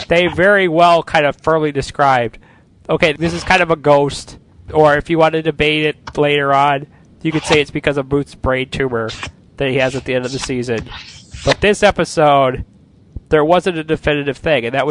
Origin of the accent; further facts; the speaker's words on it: Illinois, United States; my home state or our home state of Illinois